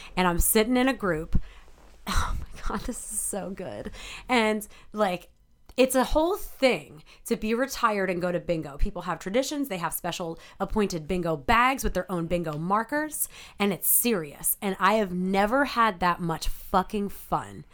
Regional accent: Delaware County, Pennsylvania, United States; also born or lived in Ardmore, Pennsylvania / Havertown, Pennsylvania; now in Philadelphia, United States; I grew up in Delco

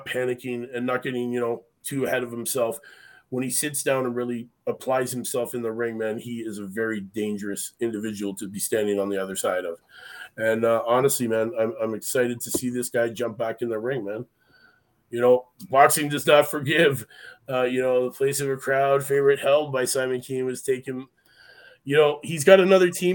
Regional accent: Canada; I'm Canadian

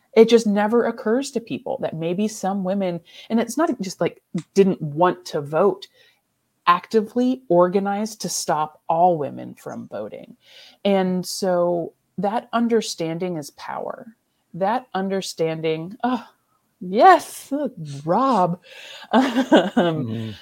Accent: Michigan, United States; moved away; also born or lived in Ellsworth, Kansas; I'm from Michigan

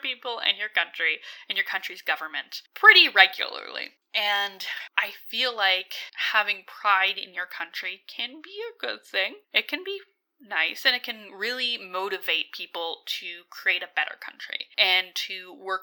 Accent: Alberta, Canada; I'm from Alberta

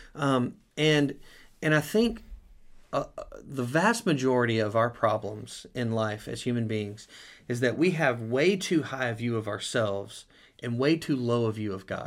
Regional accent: United States; the American church

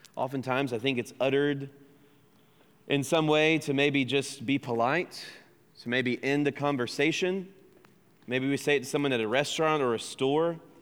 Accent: United States; accent: American; that's my American accent

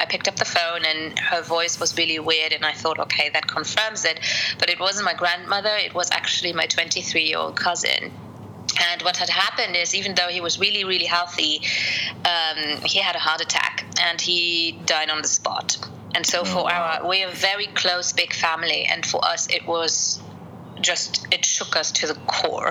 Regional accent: Luxembourg; also born or lived in Colombia / United Kingdom; my family here in Luxembourg are pretty stereotypical for Luxembourg

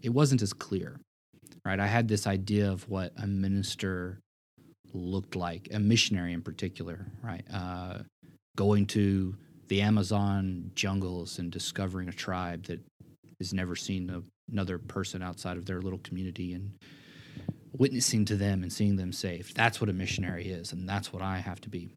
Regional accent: Memphis, Tennessee, United States; also born or lived in Springfield, Missouri; moving back home to my hometown of Memphis, Tennessee

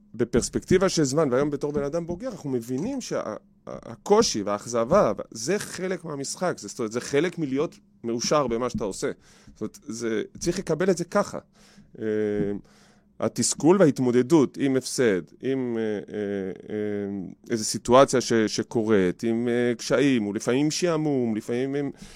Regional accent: Givatayim, Tel Aviv District, Israel; בגבעתיים, גדלתי בגבעתיים

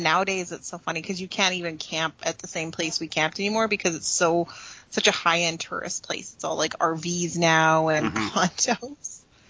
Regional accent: Prince George, British Columbia, Canada; also born or lived in Manitoba; So I was born in Prince Rupert, BC. And then my mom, when I was three, we moved to Manitoba.

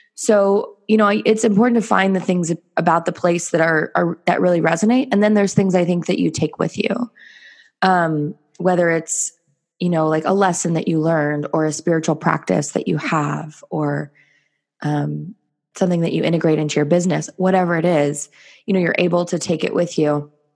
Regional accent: Los Angeles, California, United States; moved away as an adult; also born or lived in South Korea / Bali; I'm from California. I grew up

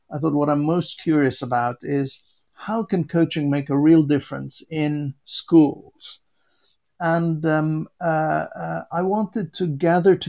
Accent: Beirut, Beirut Governorate, Lebanon; now in Warwickshire, United Kingdom; I was born in Beirut, Lebanon

